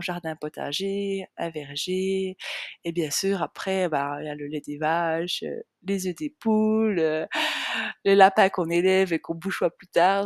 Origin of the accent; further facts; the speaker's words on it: small village in the Jura mountains, Switzerland; now in Biel/Bienne, Switzerland; j'ai grandi dans un tout petit village euh, de entre 40 et 60 habitants. Euh, c'est un petit village qui est, j'allais dire dans les montagnes. Enfin, c'est pas vraiment dans les montagnes, mais c'est dans le massif jurassien